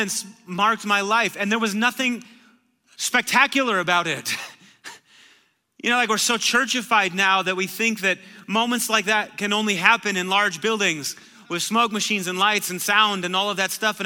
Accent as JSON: {"language": "English", "town": "Marshfield", "region": "Wisconsin", "country": "United States", "tie": "born or raised there", "said": "I'm from Marshfield, Wisconsin. It's a little town of 18,000 people. So like the wildest thing that you could do in Marshfield was stay at Perkins until 2 a.m"}